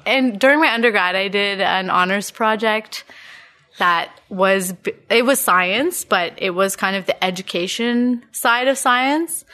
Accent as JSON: {"language": "English", "town": "Ottawa", "region": "Ontario", "country": "Canada", "tie": "born or raised there", "said": "born and raised in Ottawa."}